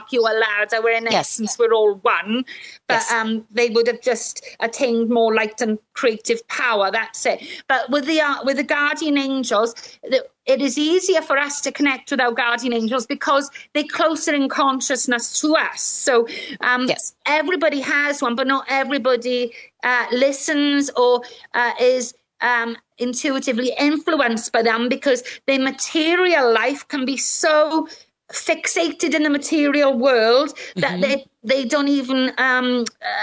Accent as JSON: {"language": "English", "area": "Welsh", "region": "Wales", "country": "United Kingdom", "said": "I'm Welsh"}